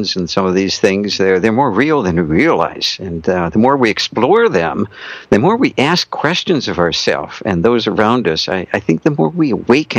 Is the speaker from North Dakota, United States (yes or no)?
yes; North Dakota, United States; I was raised in North Dakota